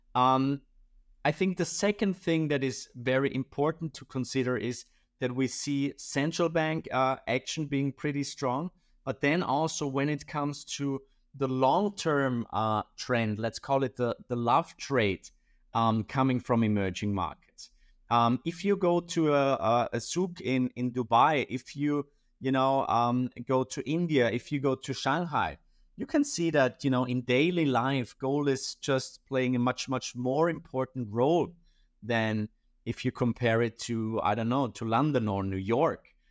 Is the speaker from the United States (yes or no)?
no; Austria; I'm from Austria